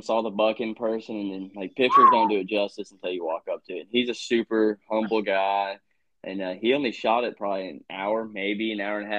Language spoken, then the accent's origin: English; Indiana, United States; also born or lived in Louisville, Kentucky; me, Dylan, Corey, Michael, we're all from Indiana.